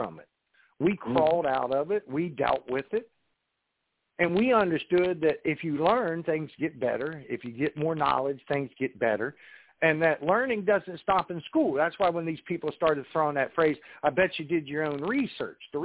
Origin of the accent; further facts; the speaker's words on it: West Virginia, United States; I'm from West Virginia